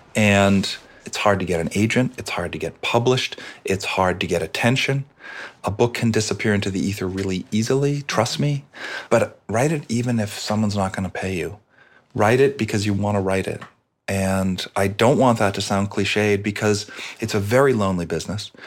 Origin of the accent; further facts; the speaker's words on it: Boston, Massachusetts, United States; I'm Irish from Boston